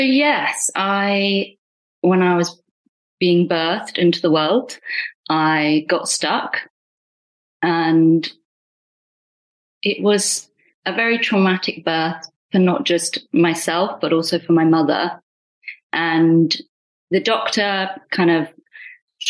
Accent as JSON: {"language": "English", "country": "United Kingdom", "first_language": "Punjabi", "said": "I'm Indian, British Indian"}